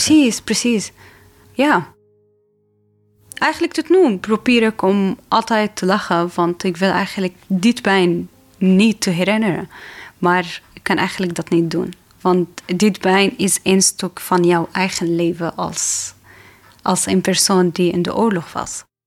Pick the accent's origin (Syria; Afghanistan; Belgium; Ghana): Syria; Damascus, Damascus Governorate; Dutch is a second language; moved away as an adult; now in Netherlands; Ik kom uit Syrië. Ik ben geboren in Damascus, de hoofdstad in Syrië met een leuke familie.